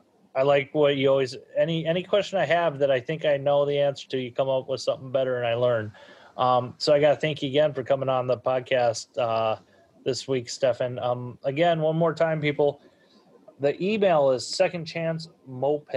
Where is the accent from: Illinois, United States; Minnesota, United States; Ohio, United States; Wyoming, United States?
Minnesota, United States; I'm from Minnesota